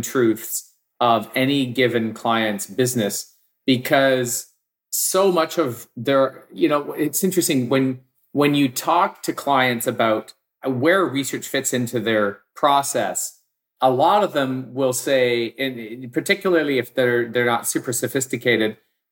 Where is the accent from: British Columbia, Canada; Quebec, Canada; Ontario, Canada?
British Columbia, Canada; Victoria; also born or lived in Vancouver; I grew up in Victoria. I moved to Vancouver